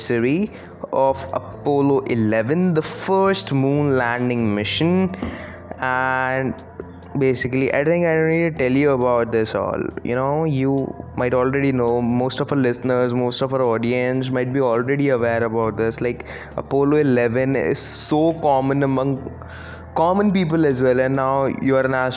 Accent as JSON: {"language": "English", "country": "India", "said": "I'm from India"}